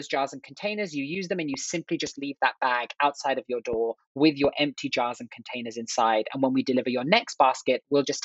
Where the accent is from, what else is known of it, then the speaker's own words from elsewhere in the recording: London, United Kingdom; moved away as an adult; now in United States; I grew up in England. I'm from England, originally from London